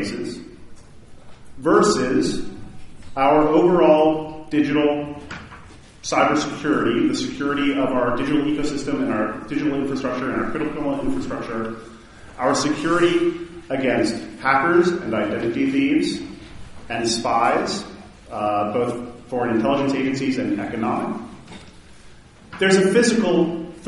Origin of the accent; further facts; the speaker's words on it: Baton Rouge, Louisiana, United States; my hometown in Baton Rouge